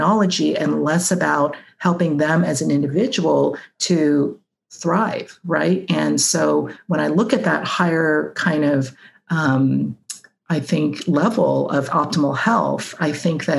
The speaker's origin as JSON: {"language": "English", "country": "Hong Kong", "tie": "born or raised there", "moved": "as an adult", "said": "I grew up in Hong Kong"}